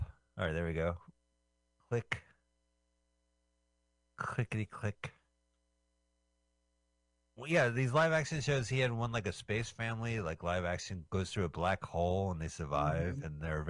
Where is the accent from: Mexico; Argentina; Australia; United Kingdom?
United Kingdom; I'm a Brit speaking American.